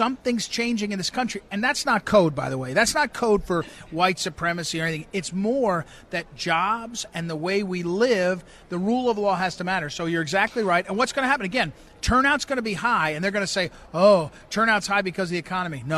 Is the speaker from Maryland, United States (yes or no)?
no; Missouri, United States; I'm from Missouri